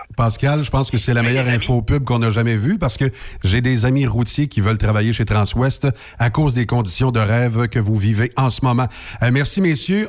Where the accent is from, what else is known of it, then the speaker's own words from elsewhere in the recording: Quebec, Canada; chez nous, au Québec